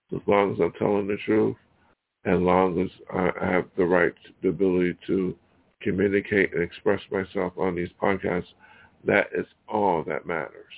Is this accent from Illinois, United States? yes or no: no; Buffalo, New York, United States; moved away; my hometown, Buffalo